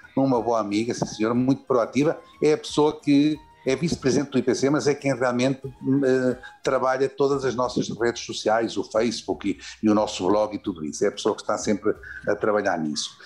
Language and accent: Portuguese; Lisbon, Portugal; moved away as an adult; now in Venezuela; nasci em Lisboa, uh, realmente de família do norte do país